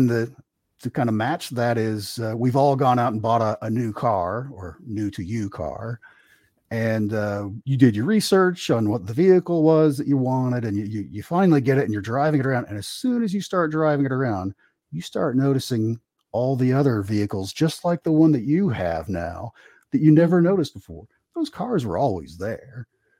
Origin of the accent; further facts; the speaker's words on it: Kentucky, United States; I grew up in Eastern Kentucky, and where our house was kind of up on this tall hill, and there was a big valley kind of off to one side where there was a couple shopping centers